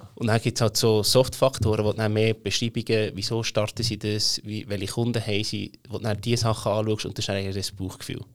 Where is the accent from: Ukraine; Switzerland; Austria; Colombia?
Switzerland; Emmental, Bern; accent: Bernese German; ich bin aufgewachsen im Emmental, ein richtiges Landei, darum rede ich auch das schöne Berndeutsch